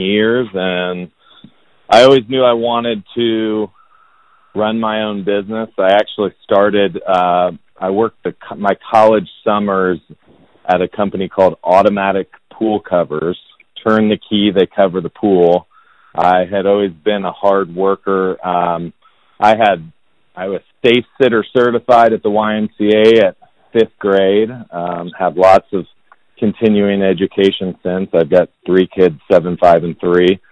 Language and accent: English; Indianapolis, Indiana, United States; born and raised in Indianapolis